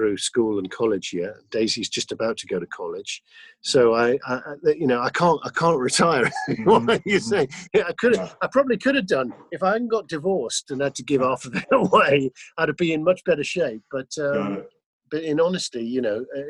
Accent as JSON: {"language": "English", "country": "United Kingdom", "also_born_or_lived": "Los Angeles, United States", "moved": "yes", "lives_now": "Austin, United States", "said": "as a Brit, a British Texan"}